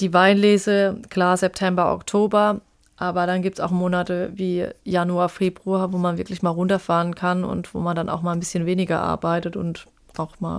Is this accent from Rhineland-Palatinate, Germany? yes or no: yes; Arzheim, Rhineland-Palatinate, Germany; ich wollte einen Bezug zu meinem Heimatort